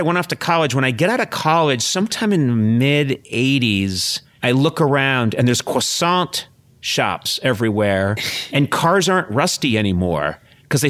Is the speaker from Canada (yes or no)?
no; Brookline, Massachusetts, United States; I grew up in Brookline, Mass.